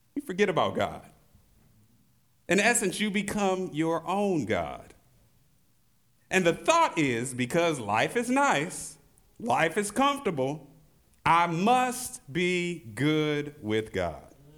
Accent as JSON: {"language": "English", "town": "St. Louis", "region": "Missouri", "country": "United States", "tie": "born or raised there", "said": "In my hometown of Saint Louis, Missouri"}